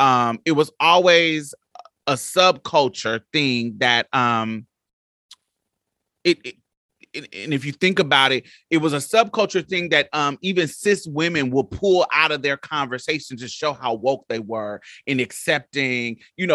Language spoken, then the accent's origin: English; Midwest, United States; I grew up in the Midwest, but all my family were from Mississippi.